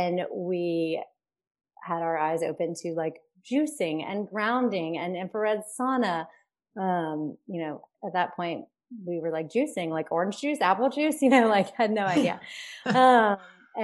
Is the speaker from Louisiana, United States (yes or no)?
yes; Baton Rouge, Louisiana, United States; moved away as an adult; also born or lived in Austin, Texas; I'm from Baton Rouge, Louisiana, but I went to the University